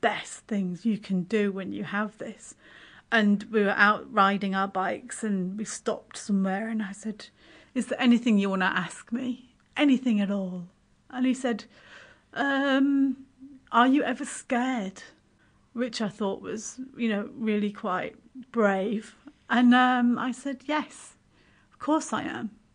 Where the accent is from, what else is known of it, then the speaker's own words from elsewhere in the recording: Yorkshire and the Humber, United Kingdom; also born or lived in Waikanae, New Zealand; now in Kapiti Coast, New Zealand; originally I'm from West Yorkshire in, uh, north of England